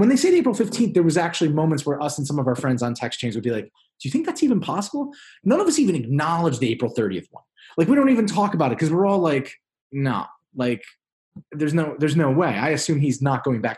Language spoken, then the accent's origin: English; New York, United States; moved away as an adult; also born or lived in Iowa; I'm from New York originally